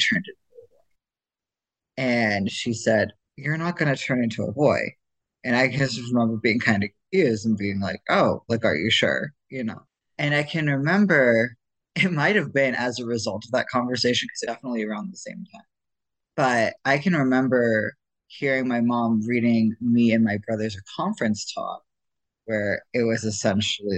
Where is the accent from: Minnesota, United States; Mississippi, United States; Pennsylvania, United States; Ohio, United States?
Ohio, United States; moved away as an adult; also born or lived in Idaho; I grew up Mormon, and I grew up in Ohio